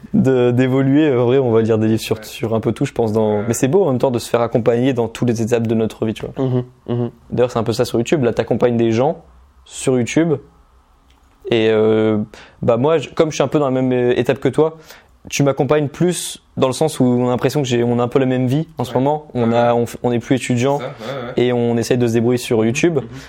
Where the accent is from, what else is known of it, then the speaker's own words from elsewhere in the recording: Normandy, France; je suis originaire de Normandie. Mais euh, autour de moi, dans mon entourage en Normandie, dans ma ville de 9000 habitants